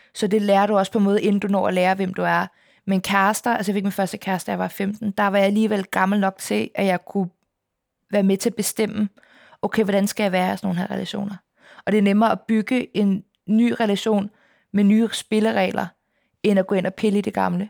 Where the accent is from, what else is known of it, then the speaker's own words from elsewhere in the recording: Copenhagen, Capital Region of Denmark, Denmark; jeg er opvokset på Østerbro, men det var dengang, det ikke var super fint